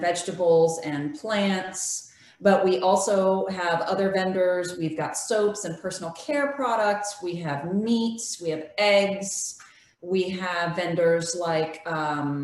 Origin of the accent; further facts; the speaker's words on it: California, United States; also born or lived in Loudoun County, Virginia; now in Charles Town, United States; I was born and raised in California